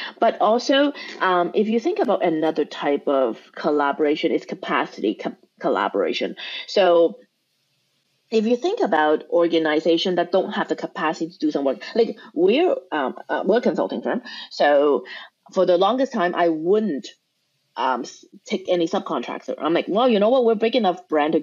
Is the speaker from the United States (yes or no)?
no; Canada; we are Canadian